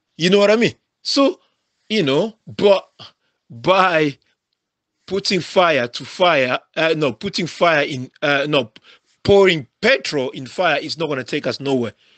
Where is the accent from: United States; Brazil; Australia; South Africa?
South Africa; I grew up in South Africa.